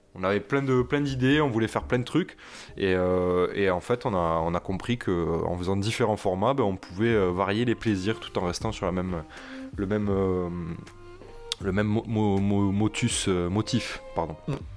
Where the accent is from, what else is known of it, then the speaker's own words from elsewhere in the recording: Toulouse, Occitania, France; je viens de Toulouse, on, prononce le S chez nous